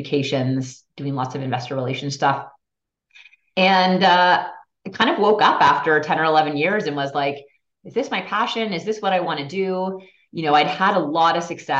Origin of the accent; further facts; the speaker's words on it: Toronto, Ontario, Canada; also born or lived in Montreal; I grew up in Toronto, had figure skates slapped on me when I was 4 years old